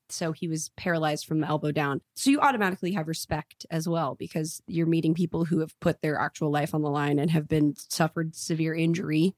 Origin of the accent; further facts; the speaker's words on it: Lewisville, Texas, United States; also born or lived in Dallas, Texas; now in Los Angeles, United States; this acting school in my hometown